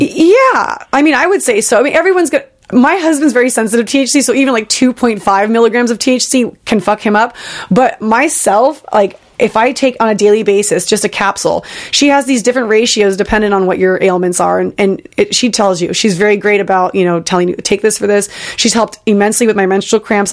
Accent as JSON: {"language": "English", "area": "Bay Area", "region": "California", "country": "United States", "tie": "born or raised there", "said": "I grew up in the Bay Area"}